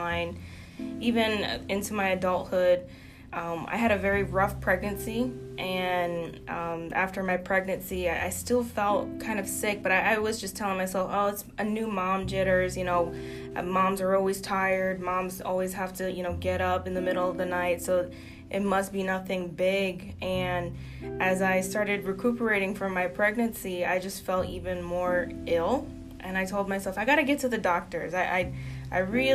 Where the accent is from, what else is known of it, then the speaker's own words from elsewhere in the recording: Fairfax County, Virginia, United States; also born or lived in Spotsylvania, Virginia / Fredericksburg, Virginia; I was born in Fairfax County, and growing up, being near D.C. was a lot for us to, you know, not have to worry about a car. But as I came into my teenage years, we came down to the area of Spotsylvania and Fredericksburg